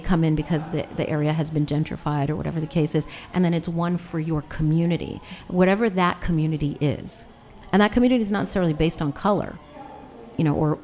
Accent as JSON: {"language": "English", "region": "New York", "country": "United States", "tie": "born or raised there", "also_born_or_lived": "Washington, D.C.", "moved": "yes", "said": "I grew up in Tribeca in New York."}